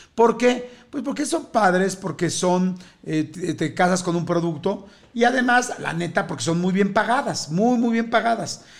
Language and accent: Spanish; Mexico City, Mexico; yo soy de la Ciudad de México